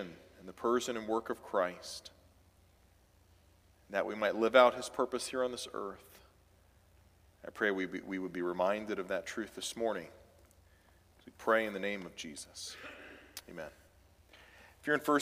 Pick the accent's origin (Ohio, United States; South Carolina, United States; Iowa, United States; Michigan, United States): South Carolina, United States; Clemson; moved away; born and raised in Clemson, South Carolina